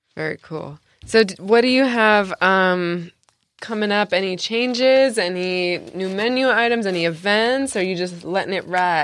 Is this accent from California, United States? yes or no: yes; San Diego, California, United States; also born or lived in New York; I'm from San Diego